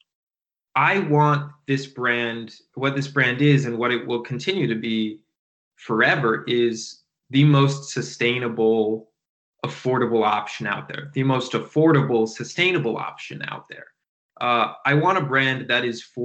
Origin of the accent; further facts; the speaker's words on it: Providence, Rhode Island, United States; Providence does not have a ton of money. Me and my friends all grew up thrifting.